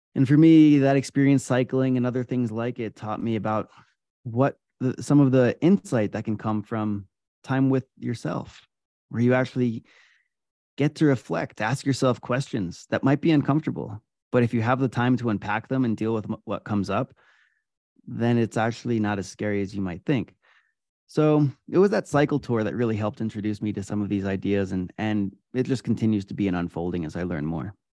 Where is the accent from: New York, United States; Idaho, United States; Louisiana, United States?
New York, United States; Adirondack Mountains, upstate; I grew up in the Adirondack Mountains in upstate New York